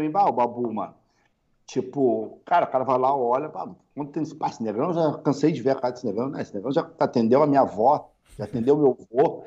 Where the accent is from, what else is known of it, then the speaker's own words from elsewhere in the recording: Rio Grande do Sul, Brazil; tem gente que acha que eu sou de São Paulo, sou do Rio, e acha que eu não sou daqui do Rio Grande do Sul